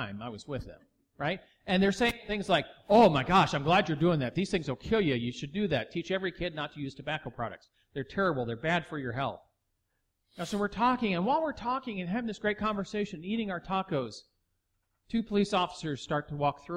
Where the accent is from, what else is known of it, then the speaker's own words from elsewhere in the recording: Texas, United States; I'm from Texas.